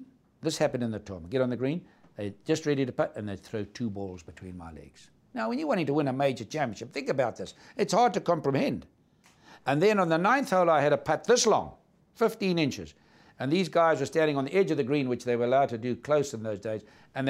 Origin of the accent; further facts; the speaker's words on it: South Africa; I said, Charlie, I understand. I'm from South Africa. I understand what you're going through.